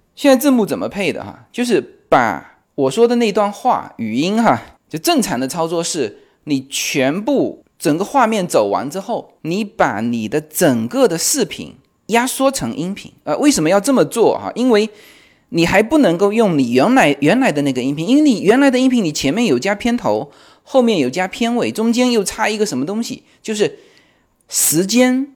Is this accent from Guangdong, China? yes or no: no; Fujian, China; accent: Fujian; 因为我们附件口音嘛